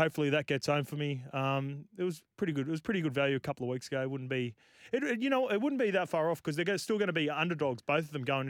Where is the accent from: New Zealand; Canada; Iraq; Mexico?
New Zealand; I'm a neutral being a Kiwi, so I can speak on it.